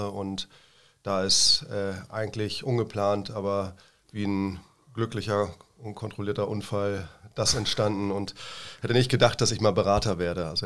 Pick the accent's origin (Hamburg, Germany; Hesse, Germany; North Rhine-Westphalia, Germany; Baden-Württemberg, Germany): Hamburg, Germany; now in Freiburg, Germany; Richtig, also ich komme zumindest aus der Gegend da, genau.